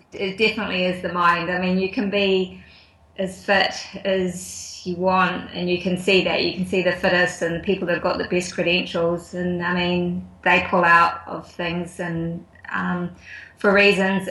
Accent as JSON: {"language": "English", "country": "New Zealand", "tie": "born or raised there", "also_born_or_lived": "Auckland / Wellington / Tuakau, Waikato", "said": "I grew up in Auckland and Wellington. I actually went to boarding school um, down in Wellington for a few years."}